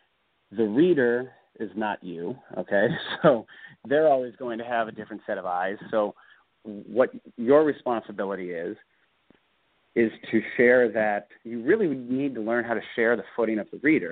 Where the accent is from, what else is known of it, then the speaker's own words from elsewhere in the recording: Bloomington, Indiana, United States; also born or lived in Florida; my hometown's Bloomington, Indiana